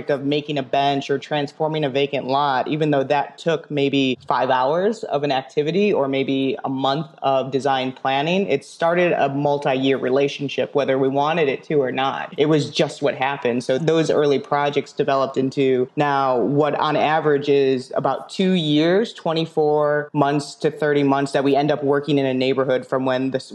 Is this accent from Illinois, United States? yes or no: yes; Chicago, Illinois, United States; I'm a Chicagoan anyway. So I was born in the city